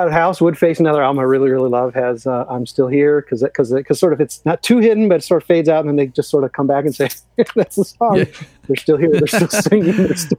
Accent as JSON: {"language": "English", "town": "Chicago", "region": "Illinois", "country": "United States", "said": "as a Chicagoan, as an Illinoisan, an album dear to my heart"}